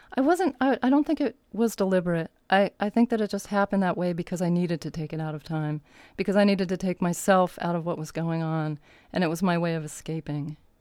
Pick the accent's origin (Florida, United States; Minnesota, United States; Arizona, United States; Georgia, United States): Arizona, United States; moved away as an adult; also born or lived in Berkeley, California / New York; I grew up in Berkeley until I was eight, and then we moved to Arizona where I finished my childhood.